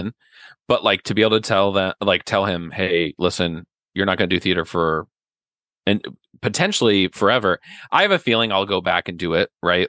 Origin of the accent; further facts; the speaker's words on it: Ogallala, Nebraska, United States; also born or lived in Kansas / Lincoln, Nebraska / New York; I grew up out in western Nebraska in a little town called Ogallala, where everybody knew everybody